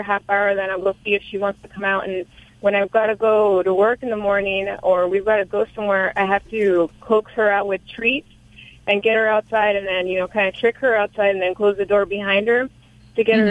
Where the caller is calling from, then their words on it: Visalia, California, United States; I'm calling from Visalia, California